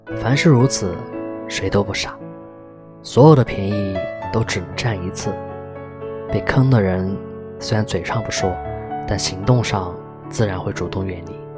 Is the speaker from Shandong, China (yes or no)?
yes; Qingdao, Shandong, China; 我们都是青岛人